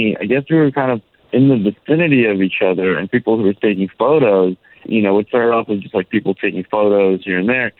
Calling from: Orlando, Florida, United States; I'm calling from Orlando.

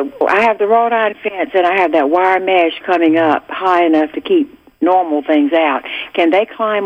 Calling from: Georgia, United States; also born or lived in South Carolina; we moved here 30 years ago from South Carolina.

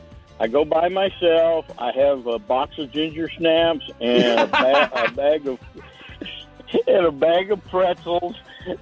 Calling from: Four Corners, Florida, United States; I'm calling from Four Corners.

